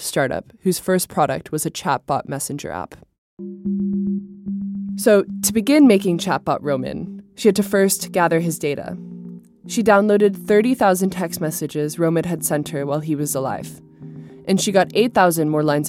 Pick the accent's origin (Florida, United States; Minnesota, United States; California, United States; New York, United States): California, United States; San Diego; I grew up in San Diego with my dad, mom, and sister Dory